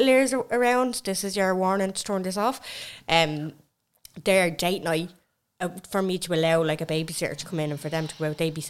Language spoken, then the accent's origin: English; Dublin, Leinster, Ireland; also born or lived in Finglas, Dublin; when we moved from Finglas to Blanche